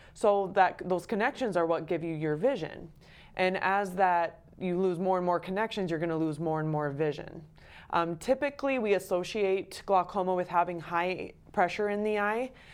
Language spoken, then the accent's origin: English; Belle Fourche, South Dakota, United States; also born or lived in Detroit, Michigan; I am born and raised in South Dakota. I grew up in Belfouche